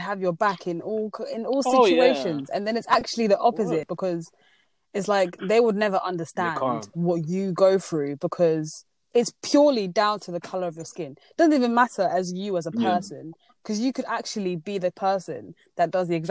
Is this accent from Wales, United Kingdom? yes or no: no; Kent, South East England, United Kingdom; I grew up in Kent